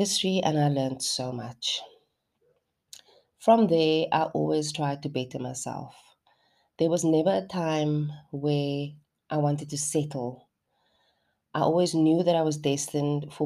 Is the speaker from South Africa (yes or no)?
yes; Cape Town, Western Cape, South Africa; also born or lived in Heideveld, Cape Town / Hout Bay; born and raised for the most part in Mitchell's Plain on the Cape Flats